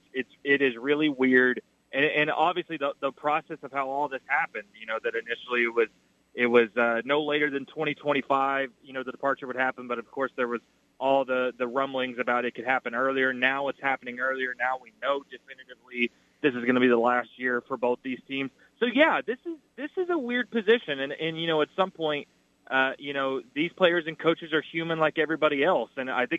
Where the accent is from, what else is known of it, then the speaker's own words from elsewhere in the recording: Stilwell, Oklahoma, United States; I certainly had opportunities growing up in Stillwell, Oklahoma, but I can't say I ever did that. I don't know if that means I'm not a true Okie